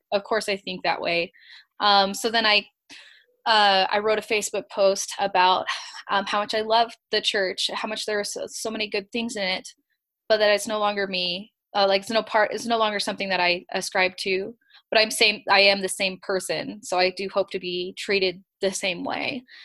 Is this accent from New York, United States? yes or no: no; California, United States; now in Rexburg, United States; I'm from California, so the winters are really hard